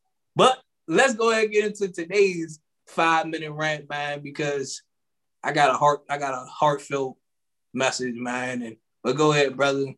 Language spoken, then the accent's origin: English; Seat Pleasant, Maryland, United States; I grew up in Sea Pleasant.